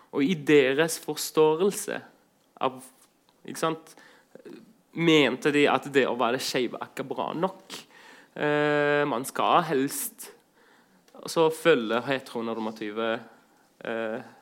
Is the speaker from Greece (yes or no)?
yes; Greece; also born or lived in Southern Norway / Iraq; now in Norway; vokst opp i Hellas